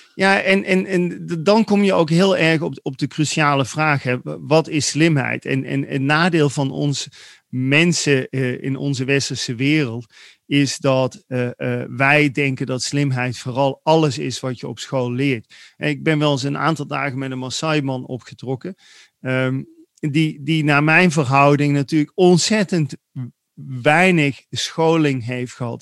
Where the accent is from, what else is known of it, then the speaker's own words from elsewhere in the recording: Netherlands; wij zijn een beetje opgegroeid als Nederlanders